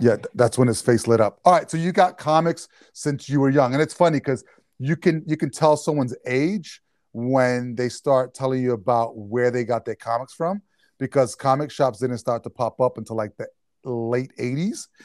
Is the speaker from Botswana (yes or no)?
no; New York, United States; now in New Jersey, United States; a Jersey boy, which I'm actually from New York